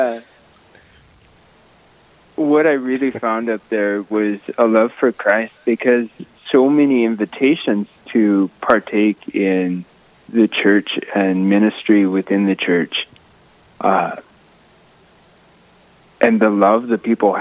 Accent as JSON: {"language": "English", "town": "Rapid City", "region": "South Dakota", "country": "United States", "tie": "born or raised there", "also_born_or_lived": "Faith, South Dakota", "said": "I grew up just outside of Rapid City, out towards the airport"}